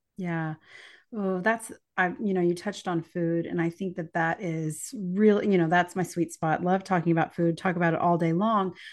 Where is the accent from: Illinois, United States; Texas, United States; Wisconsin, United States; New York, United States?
Texas, United States; East; live in the piney woods of East Texas in my hometown as well